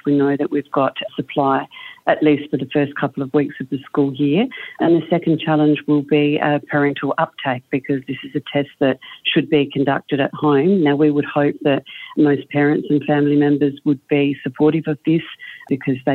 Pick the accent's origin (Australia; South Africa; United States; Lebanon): Australia; South Australia; my home state in South Australia